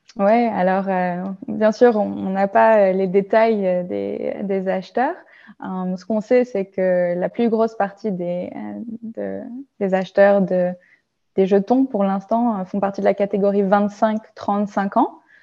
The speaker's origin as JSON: {"language": "French", "country": "France", "tie": "born or raised there", "moved": "as an adult", "lives_now": "Germany", "said": "je suis née en France, j'ai grandi en France"}